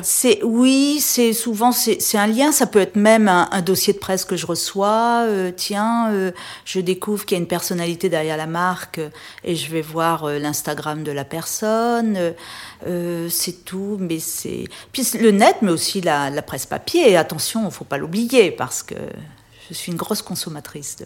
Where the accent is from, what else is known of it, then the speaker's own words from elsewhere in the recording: Réunion; moved away as an adult; also born or lived in Paris; now in Menton, France; j'ai quitté la Réunion après mon bac euh, au début des années 80